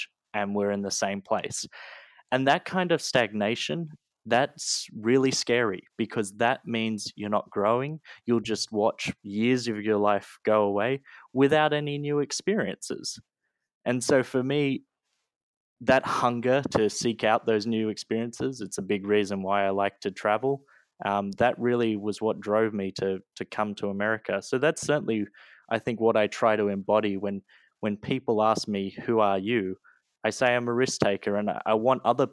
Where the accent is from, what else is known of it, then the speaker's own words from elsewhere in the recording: Australia; moved away as an adult; now in United States; I was born and raised in Australia. You know, my whole life, I went to school there. I even went to university there